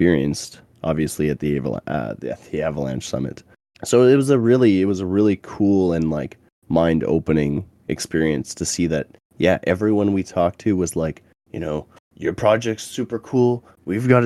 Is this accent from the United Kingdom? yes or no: no; Canada; I was from Canada